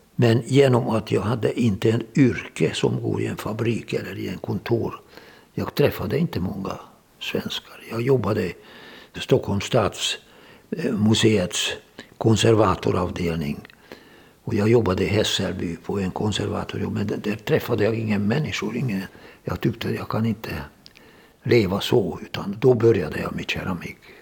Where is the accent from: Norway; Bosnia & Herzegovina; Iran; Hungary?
Hungary; moved away as an adult; also born or lived in Budapest / Donbas, Ukraine; now in Sweden; Jag är född i Ungern, tjugosex.